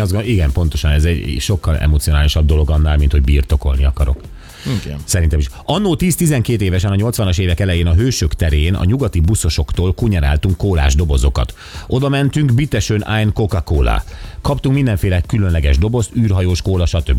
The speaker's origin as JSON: {"language": "Hungarian", "town": "Kecskemét", "region": "Bács-Kiskun", "country": "Hungary", "tie": "born or raised there", "said": "Kecskeméten, ahol fölnőttem"}